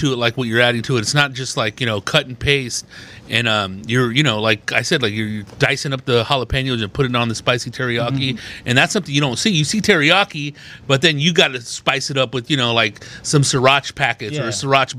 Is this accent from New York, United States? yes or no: no; Riverside, California, United States; I'm from Riverside, California.